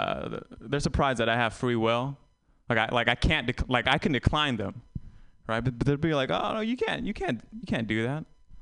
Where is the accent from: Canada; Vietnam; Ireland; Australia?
Vietnam; I'm I'm Vietnamese and I tell people I was born in Vietnam. And I haven't been back.